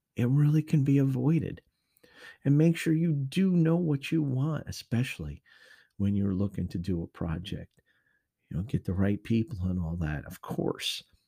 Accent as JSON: {"language": "English", "region": "Connecticut", "country": "United States", "moved": "yes", "said": "up north to my home state of Connecticut"}